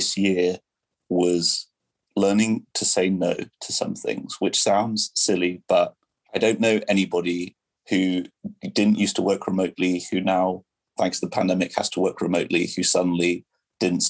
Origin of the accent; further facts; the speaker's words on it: England, United Kingdom; first language French; English is a second language; moved away as an adult; also born or lived in Brazil / Washington, District of Columbia, United States; I'm obviously from England, but I moved to DC